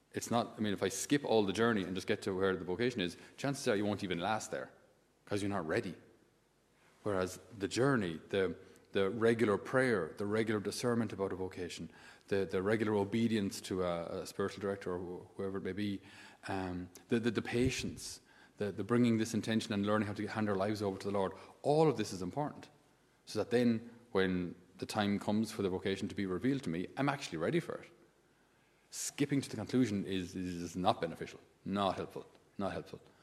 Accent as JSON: {"language": "English", "country": "Ireland", "tie": "born or raised there", "said": "in my school days, we didn't have anybody uh, who wasn't Irish"}